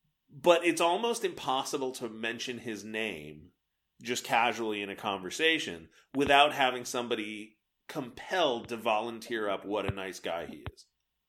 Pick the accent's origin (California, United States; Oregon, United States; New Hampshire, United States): California, United States; Southern; growing up in Southern California